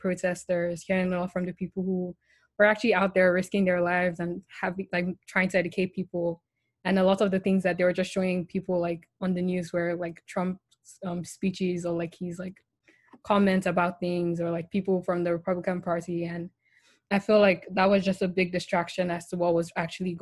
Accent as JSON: {"language": "English", "country": "Nigeria", "tie": "born or raised there", "said": "So I grew up in Nigeria, I live in Nigeria, my whole family is basically in Nigeria."}